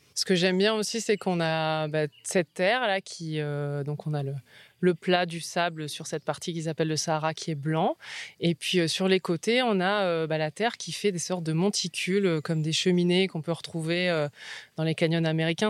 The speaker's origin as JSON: {"language": "French", "area": "near Lille", "region": "Hauts-de-France", "country": "France", "also_born_or_lived": "United States", "moved": "as an adult", "lives_now": "Vaucluse, France"}